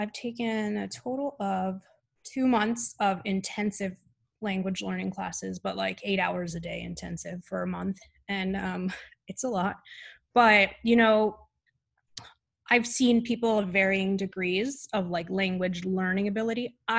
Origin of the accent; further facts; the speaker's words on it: United States; being an American, you know, a lot of us have learned Spanish in school.